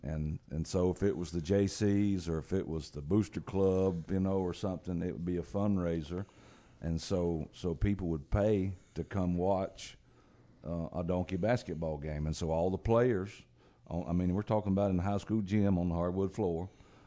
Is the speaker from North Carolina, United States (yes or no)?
no; Georgia, United States; in South Georgia.